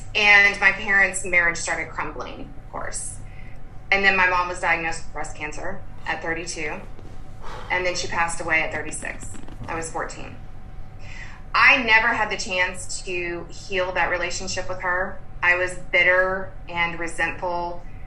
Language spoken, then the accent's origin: English; Durham, North Carolina, United States; also born or lived in Lexington, Kentucky; now in Austin, United States; I grew up in Durham, North Carolina